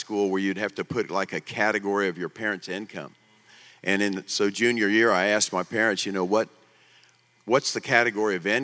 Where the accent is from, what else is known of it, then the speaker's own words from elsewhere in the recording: Tulsa, Oklahoma, United States; I was born in Tulsa